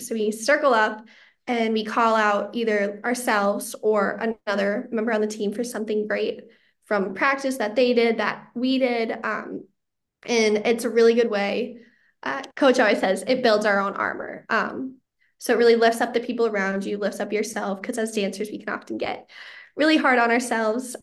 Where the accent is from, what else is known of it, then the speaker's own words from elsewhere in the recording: Chanhassen, Minnesota, United States; my hometown of Chanhassen